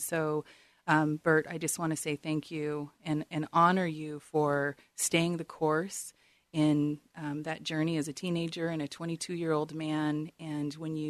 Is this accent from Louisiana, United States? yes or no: yes; New Orleans, Louisiana, United States; born there; But I was born into homelessness in New Orleans, and for the first 7 years of my life, the family car was my home